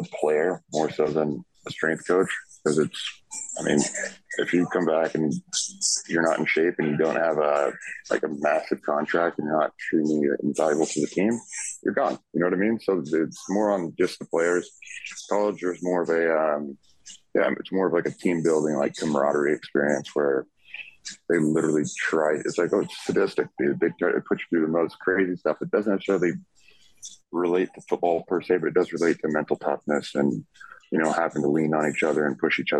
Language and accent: English; Kansas City, Missouri, United States; You know, I grew up in Kansas City. I grew up just a massive Chiefs fan.